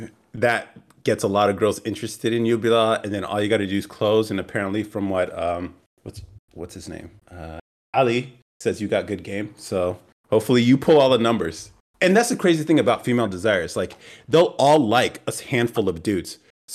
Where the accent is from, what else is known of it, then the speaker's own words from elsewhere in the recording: California, United States; now in Texas, United States; I'm also a bit of a nomad. Born and raised in California, moved to Texas, and over the next few years, will travel to explore the country and possibly the rest of the world